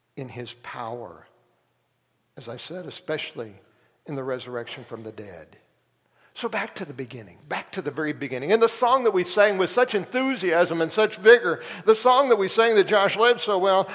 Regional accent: Tulsa, Oklahoma, United States; When I was growing up in Tulsa

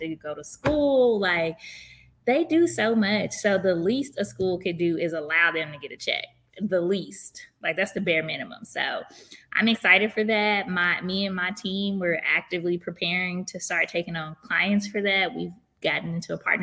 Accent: Tulsa, Oklahoma, United States; I'm from Tulsa, Oklahoma, originally.

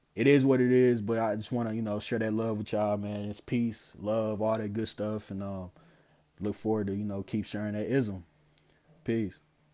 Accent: St. Louis, Missouri, United States; growing up in Saint Louis

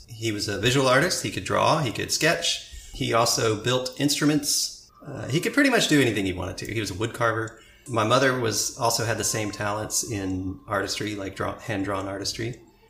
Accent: Indianapolis, Indiana, United States; born there; I was born in Indianapolis.

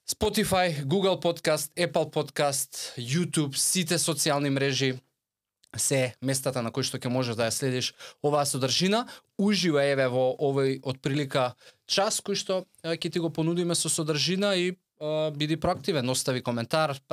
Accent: Skopje, Skopje Statistical Region, North Macedonia; born there; also born or lived in Veles; пола сум од Струмица, по татко, по мајка Кавадарци, роден у Скопје, а, по само пределба Велешанец

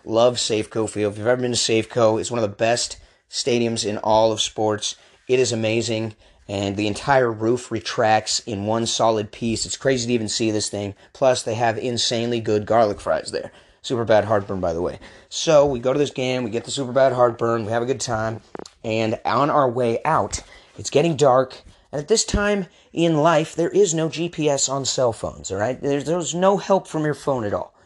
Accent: Portland, Oregon, United States; also born or lived in Redmond, Washington; I was born in the Seattle area, Redmond to be exact. However, I did not spend much time there as I moved to Portland at the young age of two.

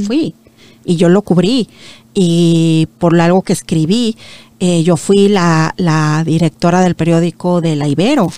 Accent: Mexico; moved away as an adult; now in Toronto, Canada; yo soy de México

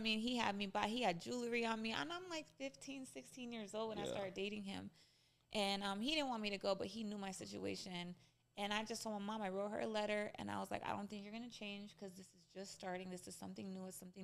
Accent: Española, New Mexico, United States; I literally grew up between a village and a very, very, very small city that was very high poverty

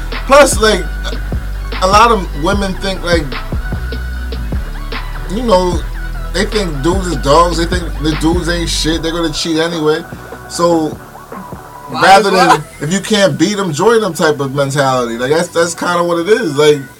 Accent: United States; because the way we was raised here in America and the way our culture is

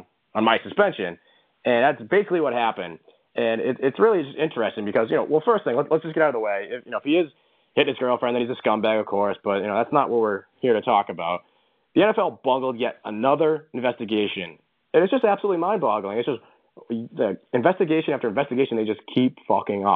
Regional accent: Boston, Massachusetts, United States; we're from Boston

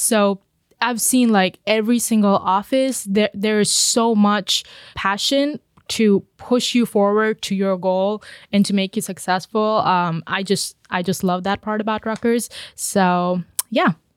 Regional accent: India; moved away as an adult; now in United States; I was born and brought up in India.

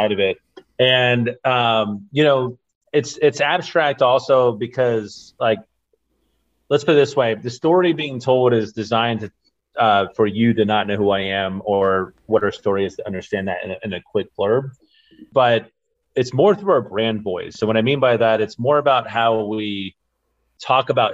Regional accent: Gwinnett County, Georgia, United States; moved away as an adult; also born or lived in Atlanta, Georgia; now in Iowa, United States; I grew up in Gwinnett County, which is northeast of Atlanta.

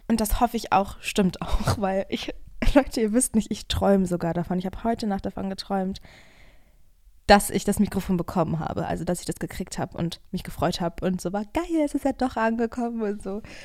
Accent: Germany; now in Berlin, Germany; weil ich bin ja hier in der Nähe zur Schule gegangen.

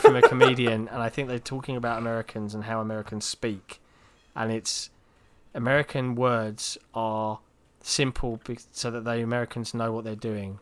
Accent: England, United Kingdom

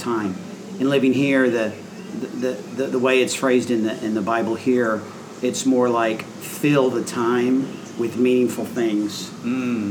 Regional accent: United States; moved away as an adult; as an American

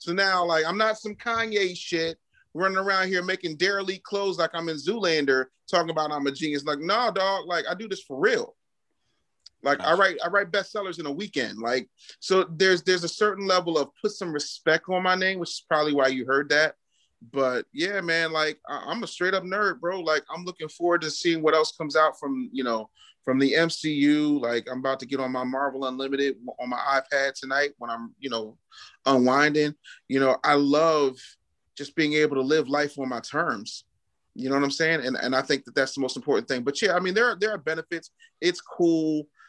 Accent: Philadelphia, Pennsylvania, United States; also born or lived in 19 states; No, I'm from Philly, you know. Okay. It's all I know. I love Philadelphia. It's my home. Lived in 19 states, but like, I love this place. I'm here now.

